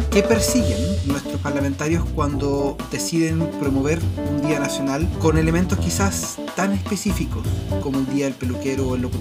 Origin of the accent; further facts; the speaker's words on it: Chile; Yo soy de La Pampa, del Coirón, del otro extremo de Chile.